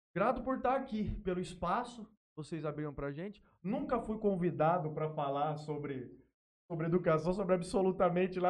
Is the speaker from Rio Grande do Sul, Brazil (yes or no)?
no; Jales, São Paulo, Brazil; also born or lived in Palmeira do Oeste / Três Lagoas; Sou nascido aqui em Jales, morei em Palmeira do Oeste um tempo, morei em Três Lagoas um tempo também